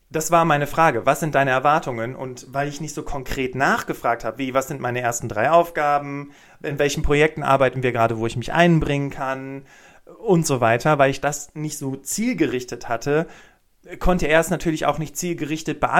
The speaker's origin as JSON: {"language": "German", "town": "Cologne", "region": "North Rhine-Westphalia", "country": "Germany", "said": "Ich komme aus Köln, habe zwei Kinder und ähm, bin super gerne in der Natur unterwegs als Hobby."}